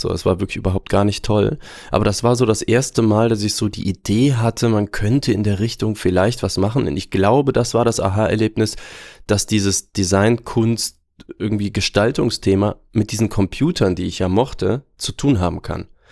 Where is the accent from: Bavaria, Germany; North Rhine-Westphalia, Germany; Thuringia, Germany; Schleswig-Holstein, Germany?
North Rhine-Westphalia, Germany; Aachen; also born or lived in Würzburg; Würzburg tatsächlich. Ich bin Franke, aber weiß davon nichts, denn ich bin schon mit, ich glaube, unter zwei Jahren nach Aachen gezogen